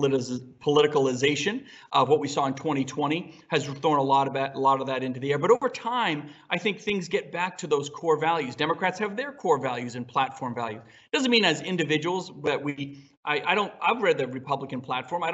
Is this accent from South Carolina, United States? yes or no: no; New Hampshire, United States; I'm from New Hampshire